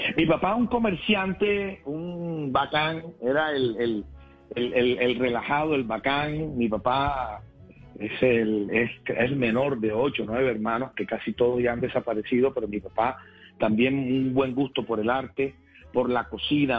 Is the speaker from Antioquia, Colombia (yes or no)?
no; Cartagena, Bolívar, Colombia; en el barrio de Chemaní, de mi ciudad natal, Cartagena, donde nací